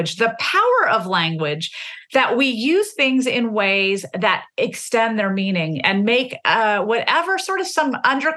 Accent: the South, Southern United States, United States; the way I mark myself as different as a Southerner is through my language. I never want to be misconstrued as a Northerner, and therefore I'm going to say y'all as much as I want.

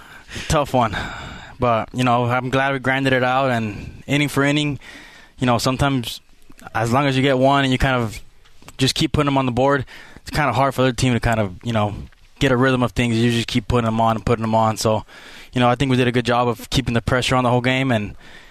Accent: Chula Vista, California, United States; moved away as an adult; now in Provo, United States; I was born in Chula Vista, went to Otay Ranch High School, graduated from there, and then I went to Southwestern College for 2 years and ended up here at Brigham.

